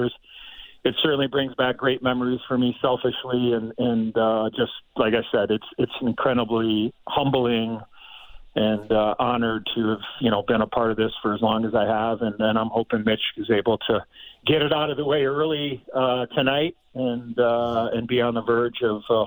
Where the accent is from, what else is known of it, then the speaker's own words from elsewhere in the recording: Chicago, Illinois, United States; growing up in Chicago, my life was hockey